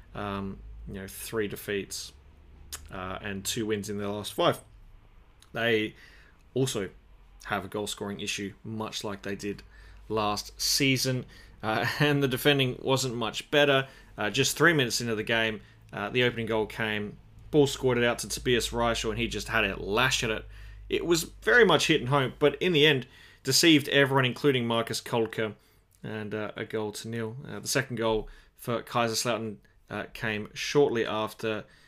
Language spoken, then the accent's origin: English; Australia; as an Australian